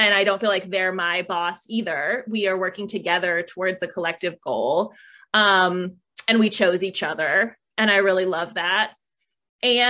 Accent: Michigan, United States; moved away as an adult; now in San Diego, United States; growing up in Michigan

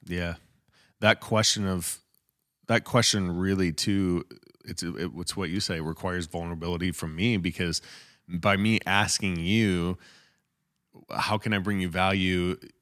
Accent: Michigan, United States; moved away as an adult; also born or lived in Utah; when we moved to Michigan, um, we came from U, we, well, I grew up here, but we moved from Utah to Michigan

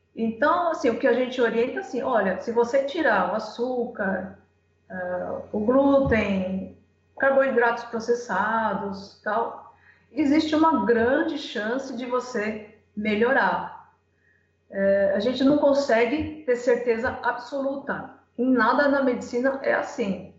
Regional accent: Santo André, São Paulo, Brazil; now in Cuiabá, Brazil; Eu, eu moro atualmente em Cuiabá, Mato Grosso, mas eu sou de Santo André, São Paulo

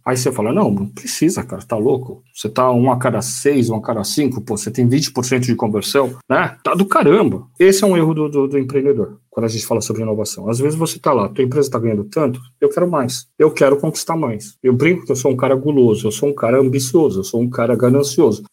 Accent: Brazil; eu sou brasileiro

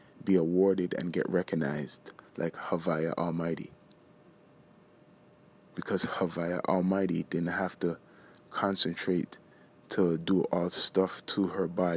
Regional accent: Toronto, Ontario, Canada; we're from the Screwface capital

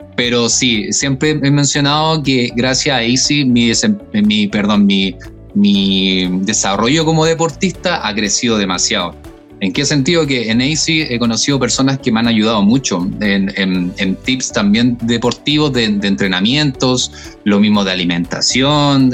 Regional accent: Chile; otras personas que somos más chilenes y hablamos español solamente

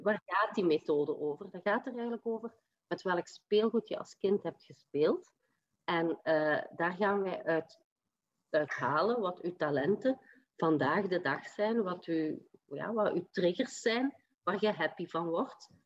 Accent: Limburg, Flanders, Belgium; accent: Limburgish; also born or lived in Leuven; Ik heb een Limburgse tongval en die zal niet weggaan, maar ik opereer wel vanuit Leuven

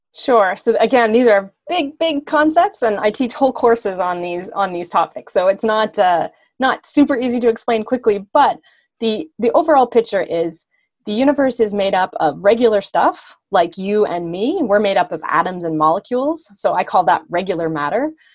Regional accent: the Maritimes, Canada; also born or lived in Germany; now in Ontario, Canada; I'm originally from the east coast of Canada. So I'm from the Maritimes, but that's been a long, long time ago.

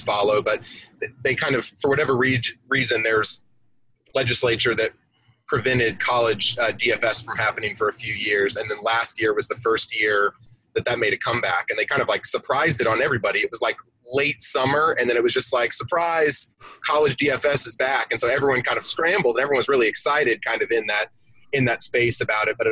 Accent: Atlanta, Georgia, United States; I'm from Atlanta. And so here in the South, where I'm at, college football is king

